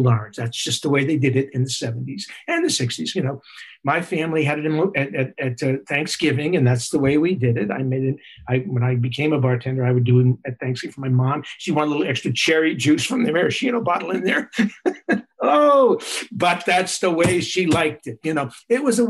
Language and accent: English; New York, United States; I'm a New Yorker